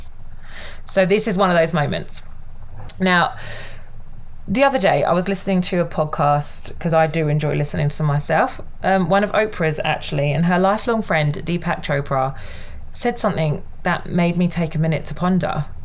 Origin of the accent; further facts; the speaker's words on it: United Kingdom; I'm British